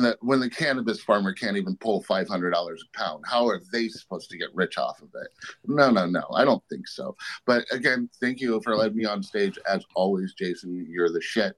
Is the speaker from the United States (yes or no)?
yes; Trinity County, California, United States; I'm from Trinity County.